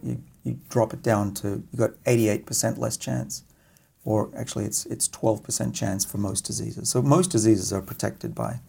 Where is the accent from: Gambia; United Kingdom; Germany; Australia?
Australia; moved away; I'm Australian after all.